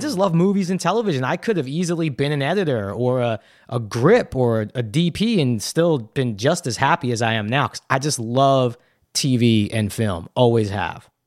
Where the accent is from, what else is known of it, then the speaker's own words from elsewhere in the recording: New York City, New York, United States; Brooklyn was a great place to grow up.